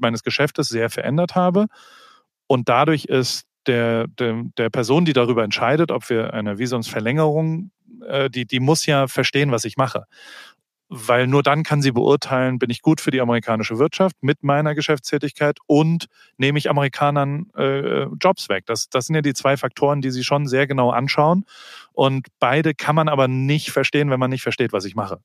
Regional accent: Germany; accent: German; moved away as an adult; now in Los Angeles, United States; I'm a German photographer.

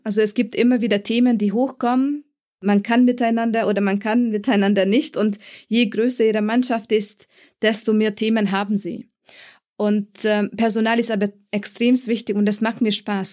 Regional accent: Munich, Bavaria, Germany; moved away as an adult; also born or lived in Frankfurt; Ich komme ursprünglich aus München oder ich habe mein Studium hier absolviert an der TUM

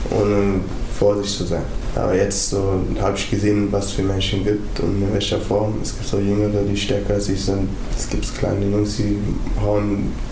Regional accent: Wuppertal, North Rhine-Westphalia, Germany; Wuppertal ist so klein. Also wo ich ganz viele Sachen nur verbinde. Barm und Oberbarm. Da wo ich aufgewachsen bin, halt. so diese Ecken, Unterbarm.

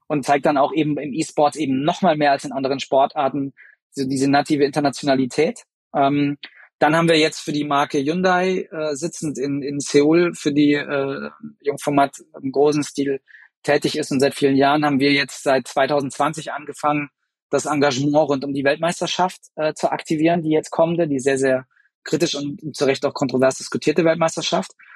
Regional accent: Germany; wir als Deutsche

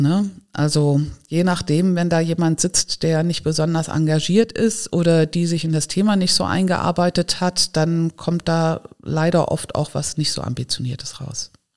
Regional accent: Giessen, Hesse, Germany; now in Neustadt an der Weinstraße, Germany; Ich bin geboren in Gießen in Hessen

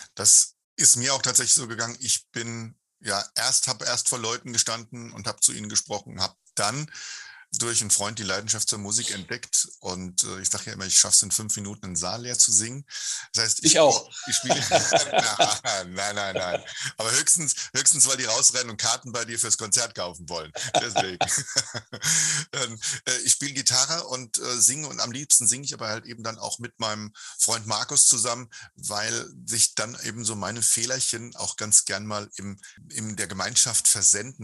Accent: Hesse, Germany; Kinder sind ja immer so ein bisschen schnokisch, wie das halt bei uns in Hessen heißt

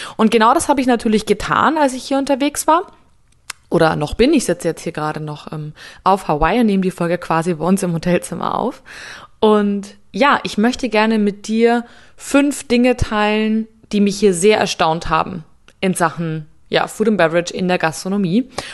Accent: Munich, Bavaria, Germany; Ich komme aus München

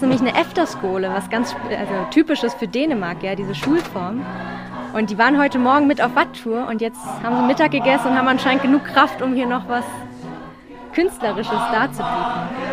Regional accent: Berlin, Germany; now in Denmark; Und ich komme ja eigentlich aus Berlin, also aus einer sehr großen Stadt

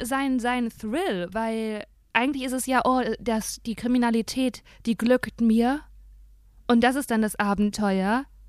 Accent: Dinslaken, North Rhine-Westphalia, Germany; also born or lived in Aachen; Ich bin ja in Hiesfeld aufgewachsen, ne? Aber ich bin in Aachen geboren

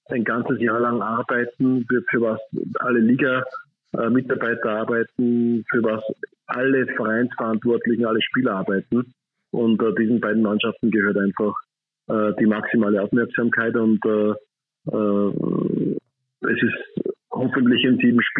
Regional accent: Upper Austria, Austria; meine Landeshauptstadt äh, als Oberösterreicher.

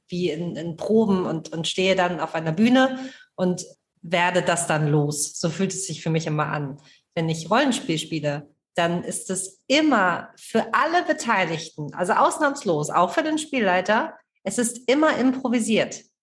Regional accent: Kiel, Schleswig-Holstein, Germany; ich komme aus Kiel

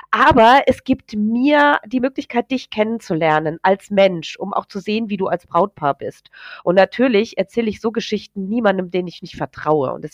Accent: Hesse, Germany; Wir kommen hier aus dem Hessenland, ne?

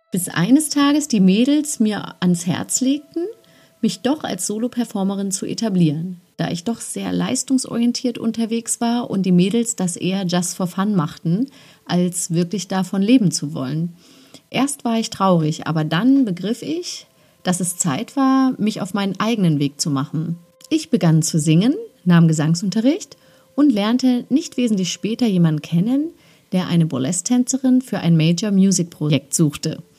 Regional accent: Halle, Saxony-Anhalt, Germany; also born or lived in Magdeburg / West Germany; Es ging also zurück in meine Geburtsstadt Halle und ich wurde bei meinen Großeltern in Magdeburg geparkt während sich meine Mom und mein Stiefvater wieder eine neue Existenz in Halle aufbauten

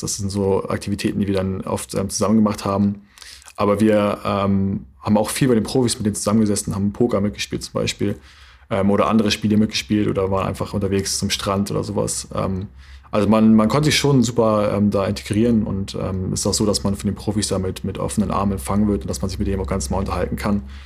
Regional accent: Flensburg, Schleswig-Holstein, Germany; also born or lived in Berlin / North Rhine-Westphalia; ich habe meine komplette Jugend äh, und Kindheit hier verbracht, hier oben. Deswegen ähm, würde ich eher sagen, dass ich Flensburger

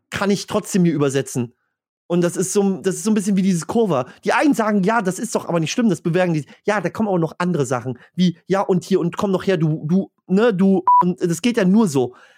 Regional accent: Stralsund, Mecklenburg-Vorpommern, Germany; bei mir in Stralsund

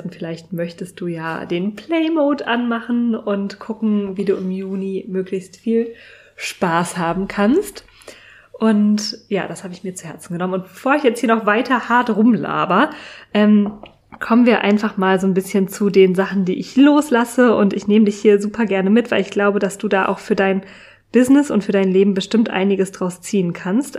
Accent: Berlin, Germany; nicht in meiner Heimat, nicht in Berlin verbracht

